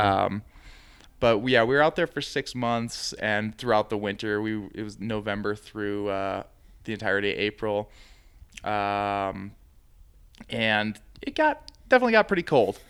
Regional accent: Midwest, United States; now in Santa Fe, United States; I'm from the Midwest, and we get pretty bad humidity

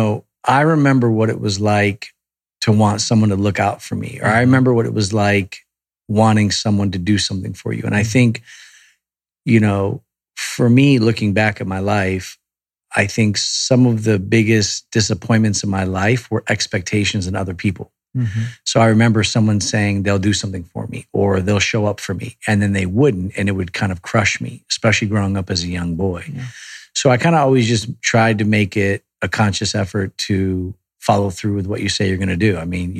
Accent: Connecticut, United States; born or raised there; now in Beverly Hills, United States

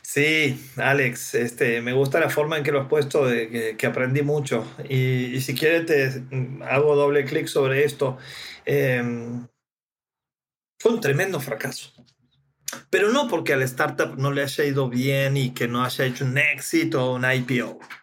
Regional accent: Santiago del Estero, Argentina; Santiago del Estero, mi ciudad natal

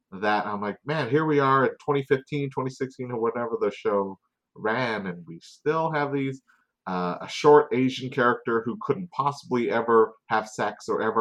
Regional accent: Surrey, British Columbia, Canada; born and raised in Surrey, BC

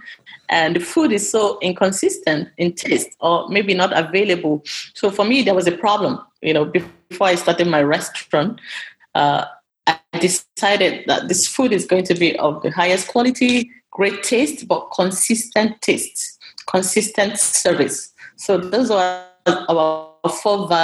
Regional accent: Nigeria; moved away; my restaurant back home

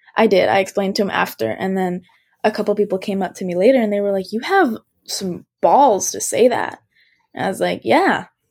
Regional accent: United States; I'm, I'm American and I was born and raised here

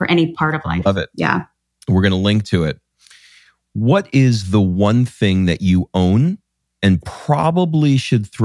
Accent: New York, United States; I grew up in New mm. York

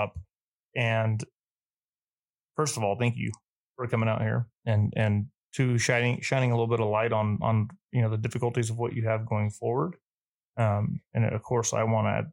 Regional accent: southern Doña Ana County, New Mexico, United States; I grew up in Southern Doniana County, New Mexico.

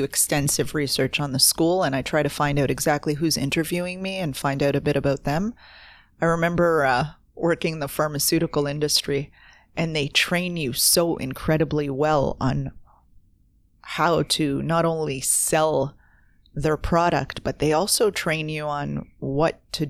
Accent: Toronto, Ontario, Canada; And I was coming in from Toronto. I was this city girl.

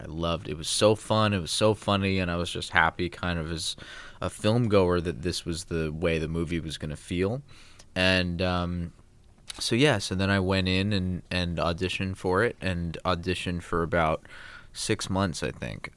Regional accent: Los Angeles, California, United States; I grew up in Los Angeles

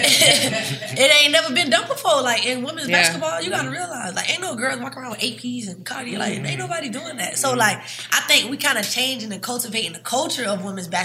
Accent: Savannah, Georgia, United States; I'm from Savannah

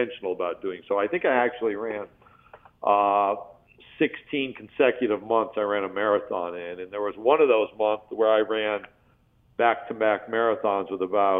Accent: Skaneateles, New York, United States; moved away; I was born and raised in Central New York, so I grew up about 20 miles from campus towards the west, outside a little town called Skinny Atlas

